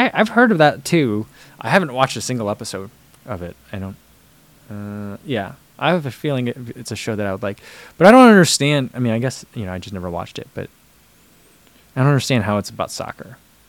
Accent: New Jersey, United States; accent: Midwestern; I think mine is a lot of Midwestern at this point. That's what I hear when I talk. So I hear that. But I don't think I still say things very New Jersey anymore.

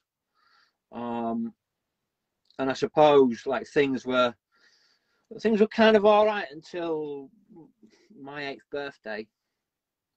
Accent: Wakefield, Yorkshire and the Humber, United Kingdom; born or raised there; also born or lived in Glasgow, Scotland

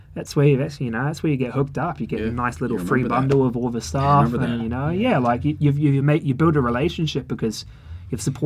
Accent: New Zealand; also born or lived in London; now in Melbourne, Australia; I'm from New Zealand

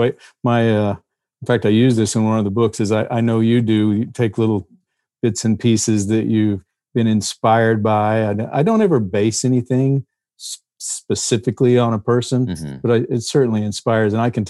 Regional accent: Fort Worth, Texas, United States; I grew up in Texas. Grew up near Fort Worth. Part of my life was down in Central Texas, kind of.

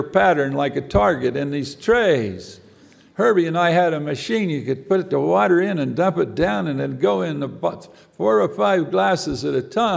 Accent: American Fork, Utah, United States; I grew up in American Fark, Utah

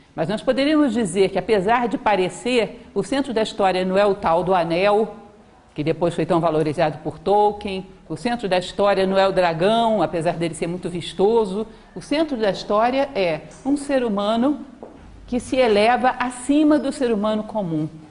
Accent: Brasília, Federal District, Brazil; also born or lived in Rio de Janeiro / João Pessoa / Belém; nasci em 22 de dezembro de 1963 na cidade do Rio de Janeiro. Aos nove anos de idade, me desloquei com a minha família para Brasília e aqui passei quase todo o resto da minha vida

